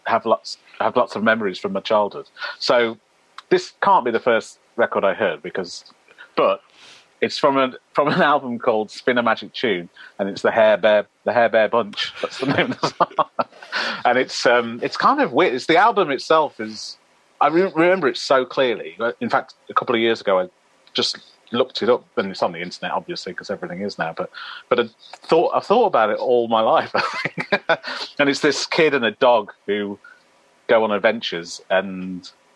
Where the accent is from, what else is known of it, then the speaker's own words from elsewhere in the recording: Tamworth, West Midlands, United Kingdom; I'm from Tamworth, just north of Birmingham. Actually, a place called Faisley, which is just outside of Tamworth